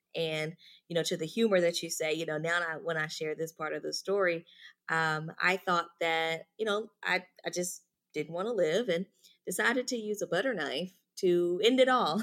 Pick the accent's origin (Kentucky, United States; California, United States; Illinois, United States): Kentucky, United States; Louisville; moved away; I'm originally from Louisville, Kentucky